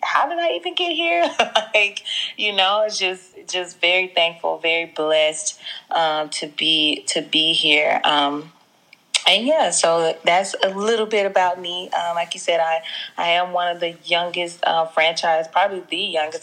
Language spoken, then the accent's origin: English; Jackson, Mississippi, United States; accent: twang; moved away as an adult; now in Los Angeles, United States; I'm from Jackson, Mississippi, from the dirty South. So forgive me if my accent is a little got a little twang to it